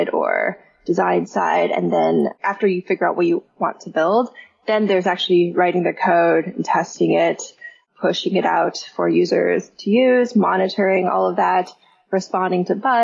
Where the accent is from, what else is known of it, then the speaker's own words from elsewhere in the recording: Mountain View, California, United States; I grew up in the Bay Area, which is home of all of these different software companies. Like, my high school was in Mountain View